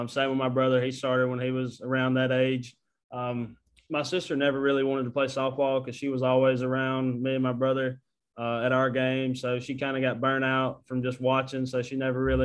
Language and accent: English; Houston, Mississippi, United States; also born or lived in Tupelo, Mississippi; I was born in Tupelo, Mississippi. Grew up in Houston, Mississippi